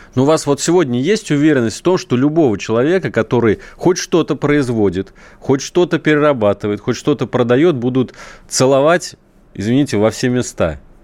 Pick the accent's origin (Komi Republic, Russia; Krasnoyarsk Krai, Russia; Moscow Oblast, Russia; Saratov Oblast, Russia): Saratov Oblast, Russia; Saratov; Я вот родом из Саратова